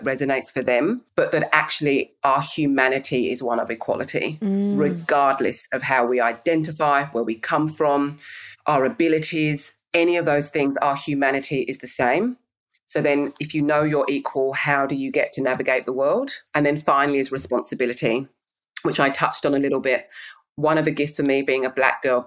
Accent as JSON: {"language": "English", "region": "England", "country": "United Kingdom", "said": "I'm English"}